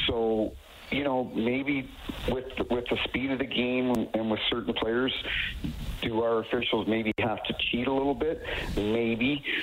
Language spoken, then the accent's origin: English; New Brunswick, Canada; now in St. Louis, United States; I grew up in New Brunswick and I live in St. Louis now.